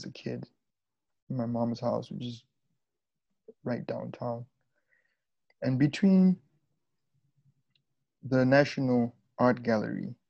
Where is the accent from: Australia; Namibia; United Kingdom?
Namibia; Windhoek, Khomas; also born or lived in Luanda, Angola; now in United States; my hometown in Windhoek, the capital city of Namibia